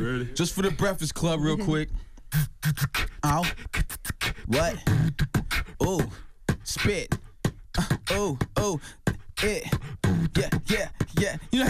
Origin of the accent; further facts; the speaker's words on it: Chicago, Illinois, United States; hey man, will you listen to this mixtape, man? I'm from Chicago.